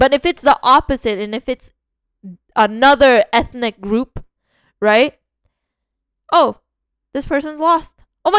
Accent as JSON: {"language": "English", "country": "Canada", "said": "We're from Canada, we didn't even"}